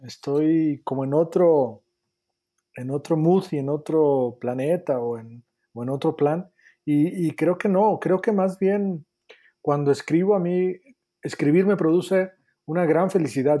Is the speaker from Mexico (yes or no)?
yes; a town near Guadalajara, Jalisco, Mexico; moved away; yo soy de, de Jalisco, soy de un pueblo que está cerca de Guadalajara que se llama Meca